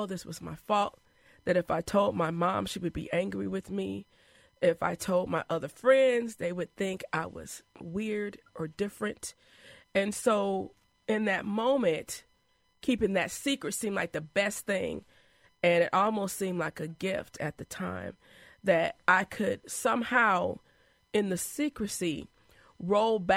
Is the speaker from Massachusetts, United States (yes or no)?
no; Madison, Wisconsin, United States; also born or lived in Chicago; we moved from Chicago to Madison. Probably I was about 4 years old